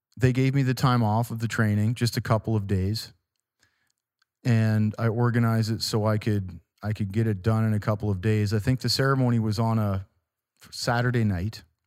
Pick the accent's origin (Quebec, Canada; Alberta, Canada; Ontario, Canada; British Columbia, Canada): Ontario, Canada; Walkerton; my hometown of Walkerton, Ontario